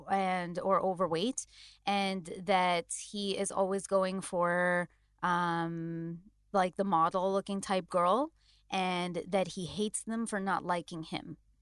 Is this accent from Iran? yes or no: no; India; as an Indian